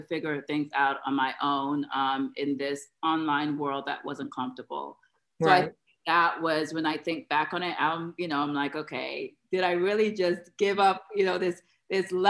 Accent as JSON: {"language": "English", "region": "New York area", "country": "United States", "also_born_or_lived": "Atlanta", "moved": "yes", "said": "I'm from the New York area"}